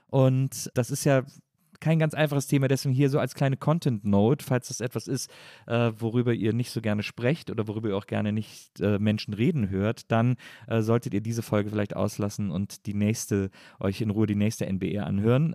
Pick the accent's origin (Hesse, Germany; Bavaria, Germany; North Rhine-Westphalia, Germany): North Rhine-Westphalia, Germany; Wesseling; aus dem Ort, wo ich herkomme